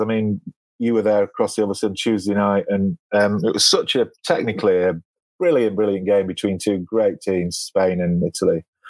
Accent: England, United Kingdom; we're all English

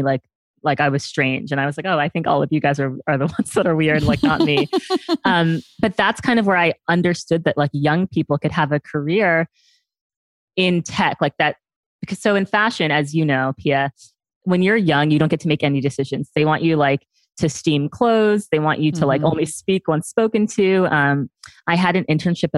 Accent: New York City, New York, United States; I grew up here in New York City

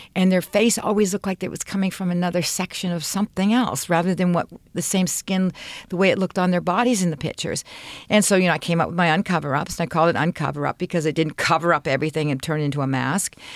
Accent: Canada; I'm Canadian

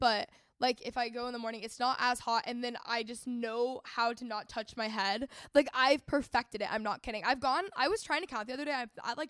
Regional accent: North Texas, United States; I grew up in North Texas, like really competitive region for sports.

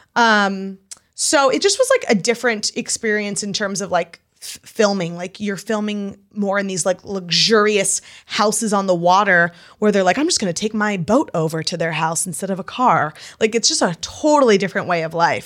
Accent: New York, United States; also born or lived in Utah; when I lived in Utah, I made it a point to tell everybody and their mother I was from New York

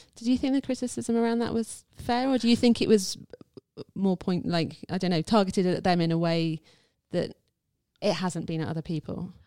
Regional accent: United Kingdom; I'm white, I'm British

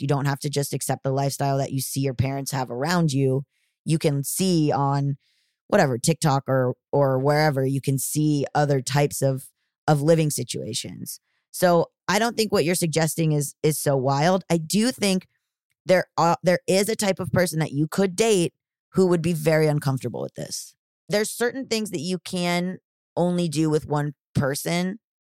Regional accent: Florida, United States; I am from the South, I'm from Florida

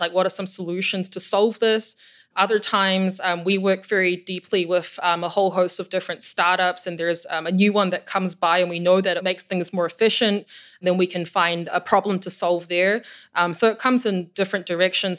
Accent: New Zealand; moved away as an adult; also born or lived in Germany; now in Chicago, United States; I'm from New Zealand and, and grew up in a pretty isolated part of the world

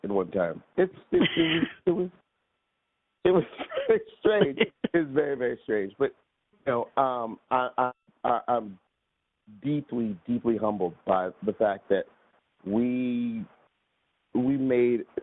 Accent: New York City, New York, United States; in Brooklyn, because that's where I'm from

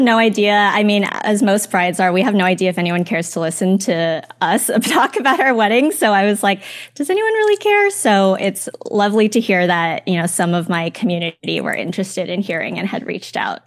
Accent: Los Angeles, California, United States; I'm from the Los Angeles area

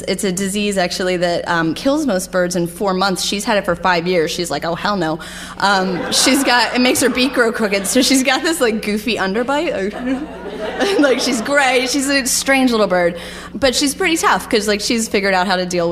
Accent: Philadelphia, Pennsylvania, United States; also born or lived in Potsdam, New York; now in Albany, United States; I'm originally from Philadelphia

